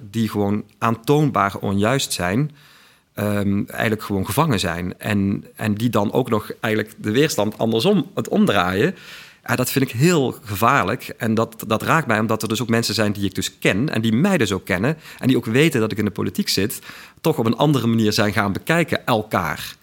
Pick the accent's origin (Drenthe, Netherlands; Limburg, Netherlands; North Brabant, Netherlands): Limburg, Netherlands; Weert; accent: Limburgish, Weert dialect; also born or lived in Utrecht; ik ben dus inderdaad een geboren en getogen Limburger